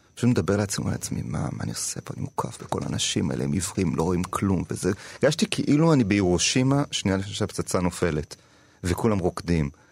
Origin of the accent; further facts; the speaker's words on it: Tel Aviv, Tel Aviv District, Israel; גדלתי כזה בתיכון של ילדים עשירים. אני באתי ממשפחה מעמד בינוני, רוב הילדים היו יותר עשירים ממני בעירוני ד' בתל אביב